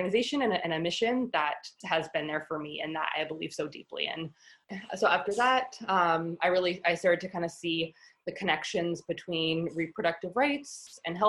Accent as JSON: {"language": "English", "town": "New York City", "region": "New York", "country": "United States", "tie": "born or raised there", "said": "So I grew up here in New York City. I grew up in Manhattan"}